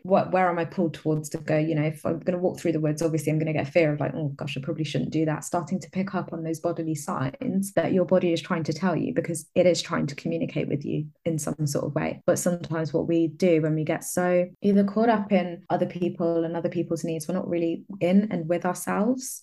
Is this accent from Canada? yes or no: no; London, United Kingdom; moved away as an adult; now in Exeter, United Kingdom; I grew up in London and I recently moved to the southwest. I live in Exeter in Devon now